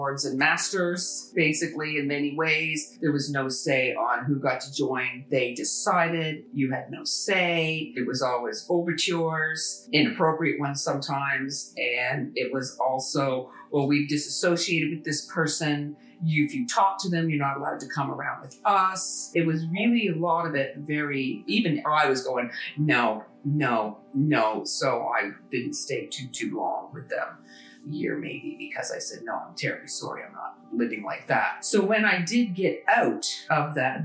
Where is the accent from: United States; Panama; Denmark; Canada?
Canada; I'm a Canadian. My family came here, you know, a long time ago.